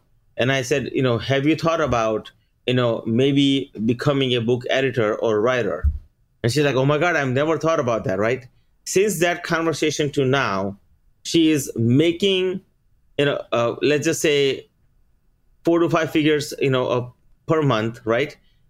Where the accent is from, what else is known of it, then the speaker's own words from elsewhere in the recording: India; moved away; So for instance, like, we came here from India, right? After we coming here, within 1 year, we bought a house.